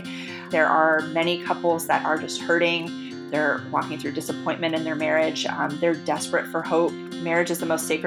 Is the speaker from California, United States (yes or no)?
yes; California, United States; moved away as an adult; now in Washington, D.C., United States; I grew up on the West Coast in California